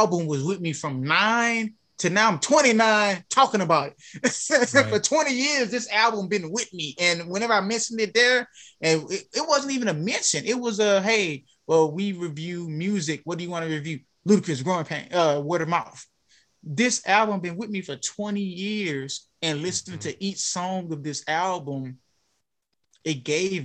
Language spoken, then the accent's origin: English; Alexandria, Louisiana, United States; I'm from Alexandria, Louisiana